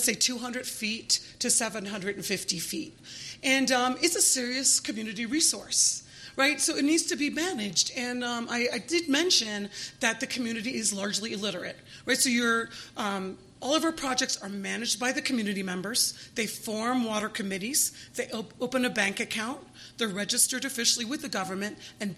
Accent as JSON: {"language": "English", "region": "Delaware", "country": "United States", "tie": "born or raised there", "said": "We're a registered nonprofit here in the state of Delaware, which is my home state."}